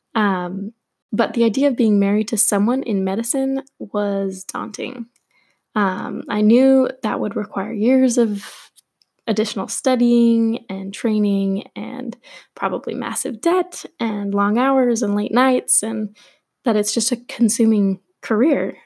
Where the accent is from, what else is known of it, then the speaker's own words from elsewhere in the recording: Portland, Oregon, United States; I was born and raised in Portland, Oregon